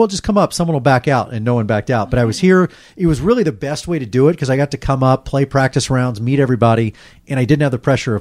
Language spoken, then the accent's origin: English; Dallas, Texas, United States; moved away; I grew up in Dallas and my family didn't have a lot of money